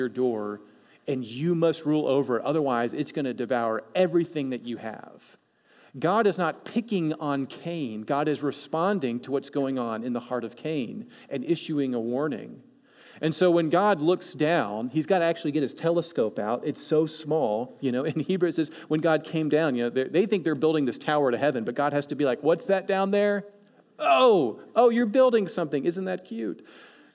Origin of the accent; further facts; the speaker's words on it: East Coast, United States; moved away; I'm from the East Coast, right? I'm from the other side of America